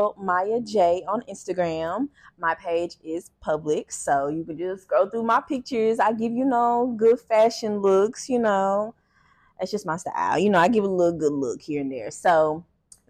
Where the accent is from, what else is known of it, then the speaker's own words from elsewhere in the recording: Cincinnati, Ohio, United States; moved away; I'm from Cincinnati, no family. And moved here, no family.